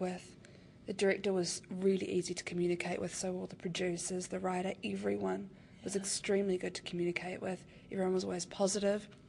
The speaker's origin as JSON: {"language": "English", "region": "Wellington", "country": "New Zealand", "tie": "born or raised there", "said": "I'm from here in Wellington."}